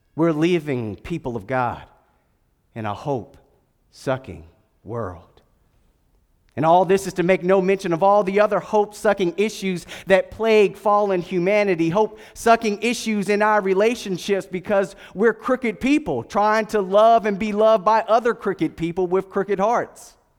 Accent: Durham, North Carolina, United States; moved away; I was born at Durham Regional Hospital and, uh, went to Durham School of the Arts way back in the day.

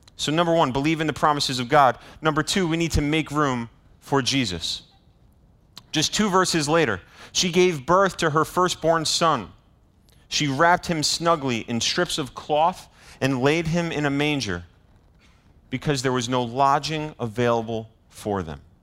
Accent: Bristol, Rhode Island, United States; moved away; my hometown of Bristol

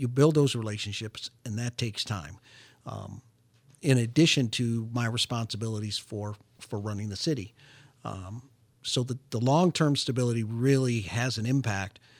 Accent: Detroit, Michigan, United States; moved away as an adult; I was born and raised, uh, in metropolitan Detroit, lived my, most of my life there

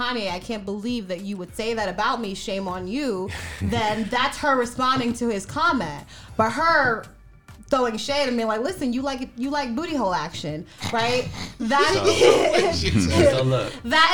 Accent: New York City, New York, United States; now in Orlando, United States; I grew up in New York City

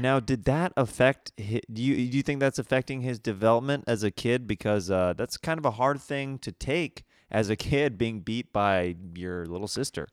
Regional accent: Kansas, United States; moved away; I'm from Kansas, so it's very different upbringing than out here

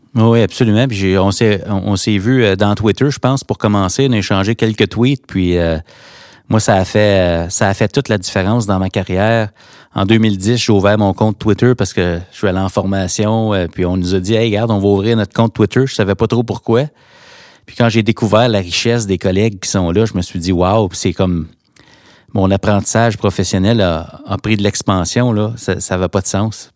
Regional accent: Hawkesbury, Ontario, Canada; là où je me trouve, là où j'ai grandi pour les Hawks de Hawkesbury

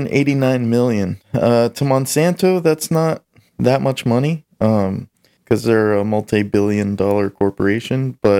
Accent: Arkansas, United States; I'm from Arkansas.

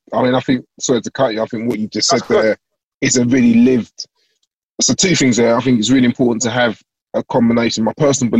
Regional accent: London, United Kingdom; I'm from South East London

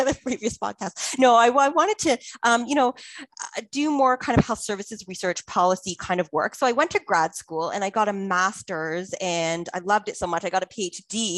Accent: Toronto, Ontario, Canada; moved away as an adult; also born or lived in London, United Kingdom; back in Toronto, my hometown

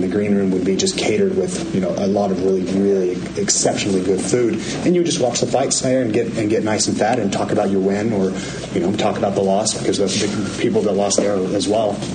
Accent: Amarillo, Texas, United States; I'm born and raised in Amarillo

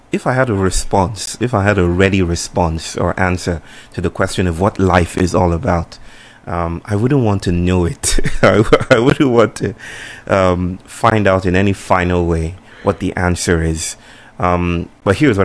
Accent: Nigeria; moved away as an adult; now in Chennai, India; I come from Nigeria

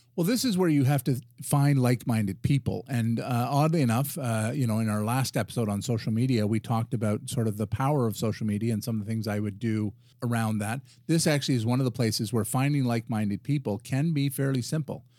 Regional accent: Ottawa, Ontario, Canada; And so I'm a resident of Ottawa. I'm a Canadian

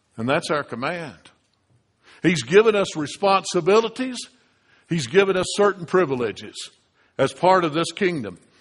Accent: United States; The reason I'm a United States citizen is because I was born in the United States

